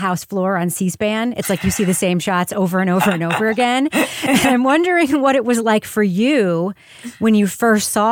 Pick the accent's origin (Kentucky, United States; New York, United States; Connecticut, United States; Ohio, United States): New York, United States; Long Island; growing up on Long Island